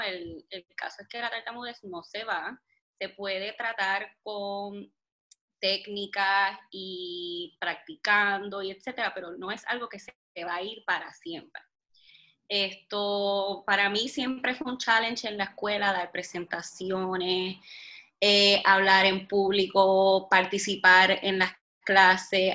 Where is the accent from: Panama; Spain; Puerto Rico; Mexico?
Puerto Rico; soy de Puerto Rico